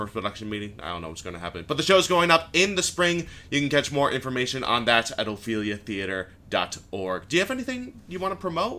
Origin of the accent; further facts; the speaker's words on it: Syracuse, New York, United States; I'm from Syracuse